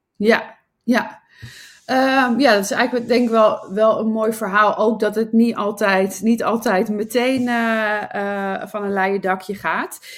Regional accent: Nijmegen, Gelderland, Netherlands; moved away as an adult; also born or lived in Sydney, Australia; now in Amsterdam, Netherlands; Ik kom oorspronkelijk uit eh, Nijmegen, waar ik ben opgegroeid

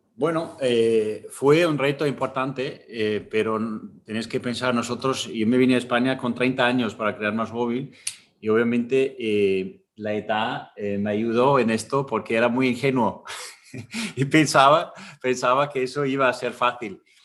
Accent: Austria; Spanish is a second language; moved away as an adult; now in Spain; yo, crecí en un pueblo en Austria, en, la, en las montañas

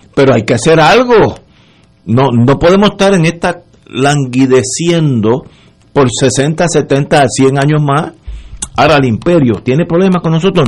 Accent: Puerto Rico

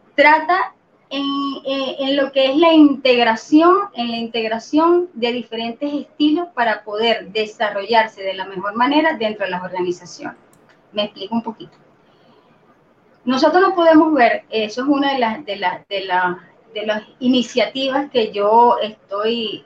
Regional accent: Venezuela; soy venezolana, eh, soy ingeniero de sistema, por supuesto, tengo 48 años de edad, mm, no soy de las que se estresan cuando dicen la edad, orgullosamente de 48 años, eh, toda mi vida acá en Venezuela

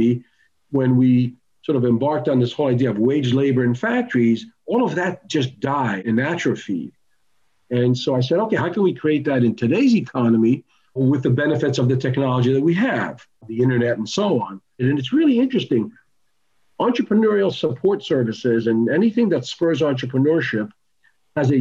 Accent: United States; also born or lived in Tel Aviv, Israel; we emigrated to the United States when I was 10 years old and grew up over here

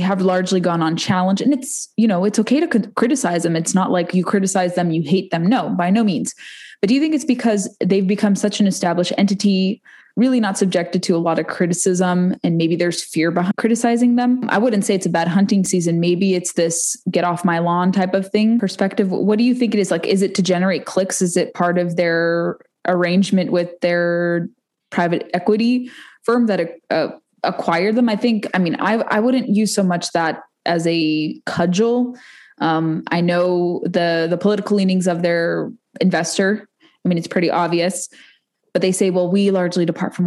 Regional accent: West Coast, United States; moved away; I'm from the West Coast originally

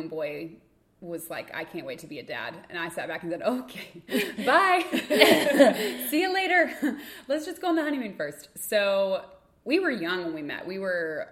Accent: Lexington, United States; moved away; we were in Lexington, my hometown

